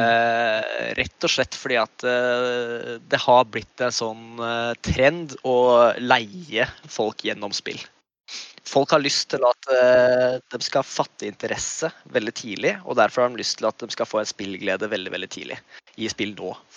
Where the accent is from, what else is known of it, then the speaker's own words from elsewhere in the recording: Kongsberg, Buskerud, Norway; also born or lived in Indonesia; Og jeg er jo født og oppvokst i Kongsberg. Kongsberg-gutt i mitt hjerte.